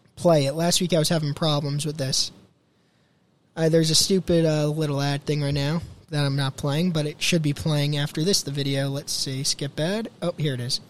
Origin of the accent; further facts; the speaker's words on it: New Jersey, United States; Born and raised in New Jersey.